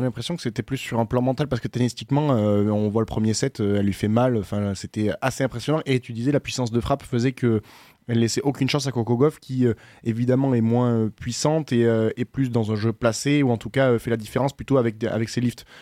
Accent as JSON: {"language": "French", "country": "France", "said": "en tant que Français"}